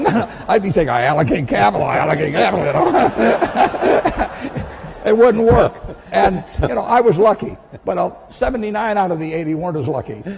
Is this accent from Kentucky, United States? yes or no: no; Omaha, Nebraska, United States; coming from Omaha and having the money I have